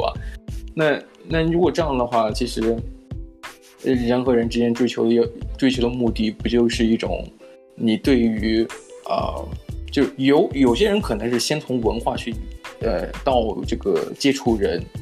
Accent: China; now in Australia; 我中国人

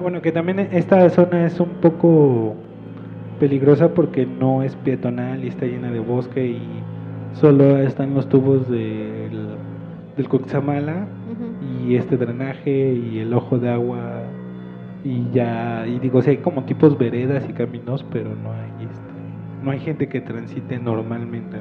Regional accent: Mexico City, Mexico; born or raised there

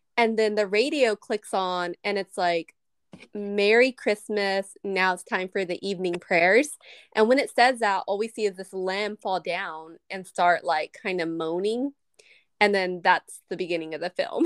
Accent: United States; I'm American

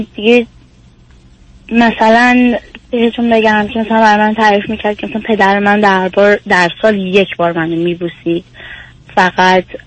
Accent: Iran; moved away; سیستمی که ما تو ایران باش بزرگ شدیم

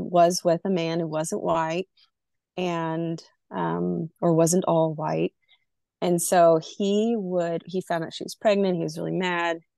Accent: Burlington, Vermont, United States; born there; I was born in Vermont, in Burlington, Vermont, but um, I like to share the part that my mom was in the military and I was conceived in Iceland.

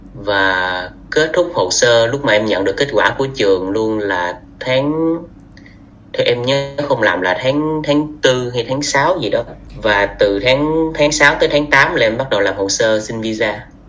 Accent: Vietnam; moved away as an adult; mình là du học sinh mình đến từ Việt Nam tới đây

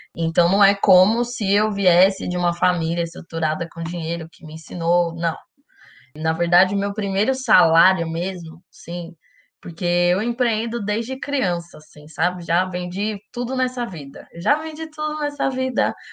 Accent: Taboão da Serra, São Paulo, Brazil; eu cresci no Taboão da Serra, que é muito perto do Capão Redondo

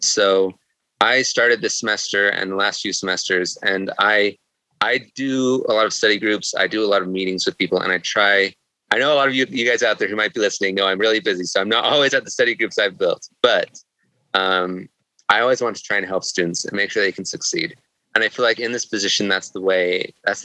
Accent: Salt Lake City, Utah, United States; also born or lived in Rexburg, Idaho; I grew up in Salt Lake City

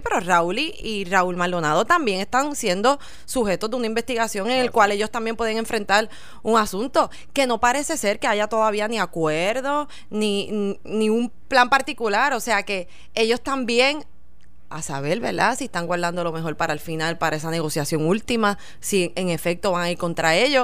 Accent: Puerto Rico; para nosotros como puertorriqueños

